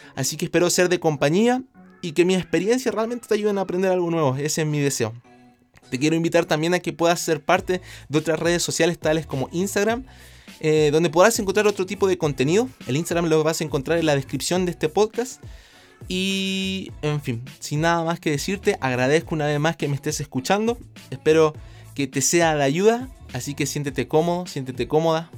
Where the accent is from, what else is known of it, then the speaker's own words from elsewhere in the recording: Chile; yo vengo de Chile